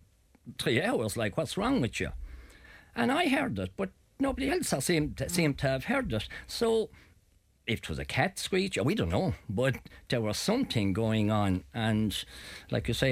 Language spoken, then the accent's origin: English; Ireland; I come from Petticoat Loose Country